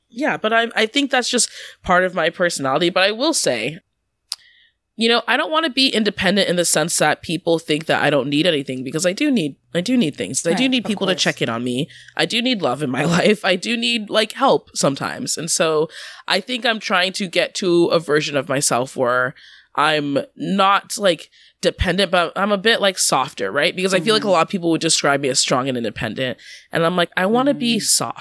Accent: Washington, United States; moved away as an adult; also born or lived in New York; I grew up in Washington and went to school in New York.

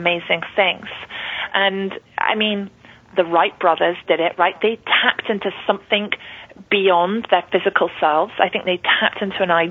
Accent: London, United Kingdom; growing up in London, I know it was the rat race for me.

